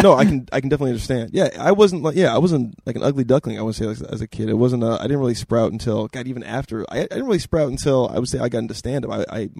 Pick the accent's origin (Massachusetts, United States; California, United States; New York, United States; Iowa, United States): California, United States; Southern; I'm from Southern California. Southern California, Central California.